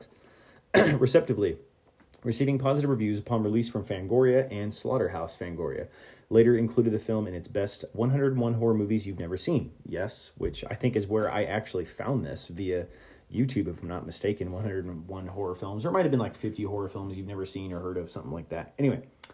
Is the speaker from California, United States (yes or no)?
yes; California, United States; I'm from Cali